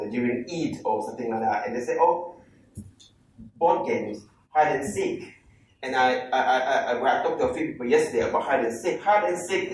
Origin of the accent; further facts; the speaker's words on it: Malaysia; I'm from Malaysia